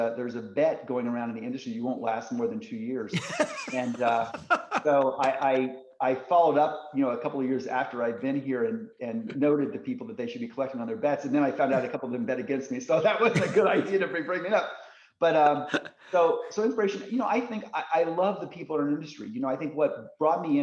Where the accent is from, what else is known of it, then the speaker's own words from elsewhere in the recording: Indiana, United States; I grew up in Indiana